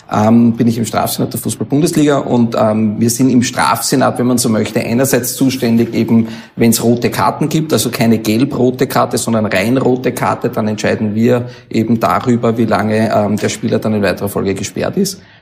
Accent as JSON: {"language": "German", "town": "Mödling", "region": "Lower Austria", "country": "Austria", "tie": "born or raised there", "said": "wir kommen aus Mödling und mein, mein Elternhaus ist in Mödling und da habe ich also von klein auf gespielt"}